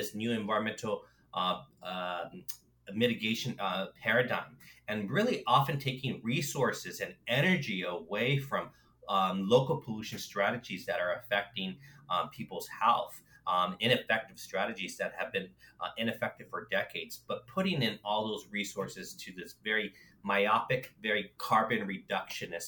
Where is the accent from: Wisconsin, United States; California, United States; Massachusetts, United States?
California, United States; Los Angeles; I grew up in Los Angeles, in California